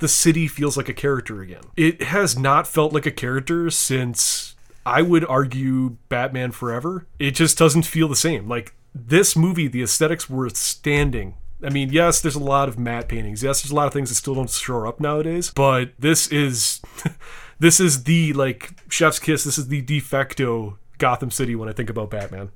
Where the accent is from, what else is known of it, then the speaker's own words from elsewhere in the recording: Wisconsin, United States; I'm from Wisconsin